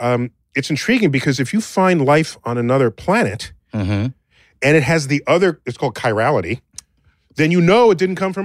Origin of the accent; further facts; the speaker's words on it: Northeast, United States; I'm from the Northeast